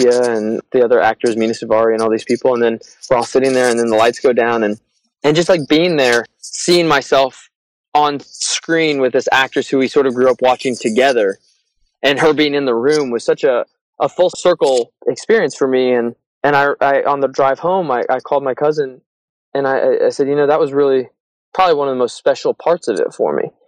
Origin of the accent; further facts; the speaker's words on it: Indiana, United States; moved away as an adult; also born or lived in New York; now in Los Angeles, United States; we grew up in Indiana